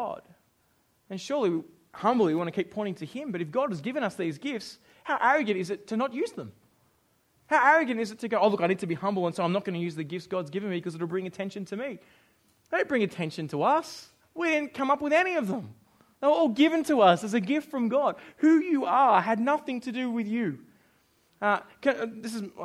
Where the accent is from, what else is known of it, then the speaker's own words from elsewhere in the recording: Australia; now in New Zealand; I'm Australian